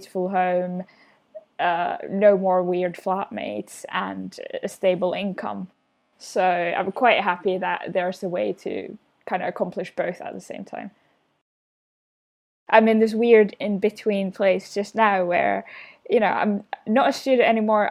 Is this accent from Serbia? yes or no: no; Finland; moved away; I'm from Finland